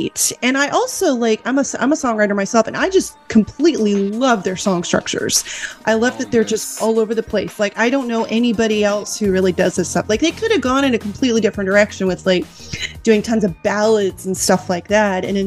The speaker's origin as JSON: {"language": "English", "country": "United States", "said": "I'm an American"}